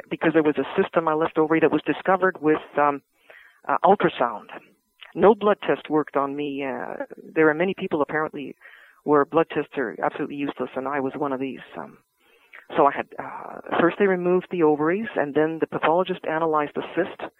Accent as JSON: {"language": "English", "town": "Vancouver", "region": "British Columbia", "country": "Canada", "tie": "born or raised there", "said": "I grew up in Vancouver, close to the University of British Columbia"}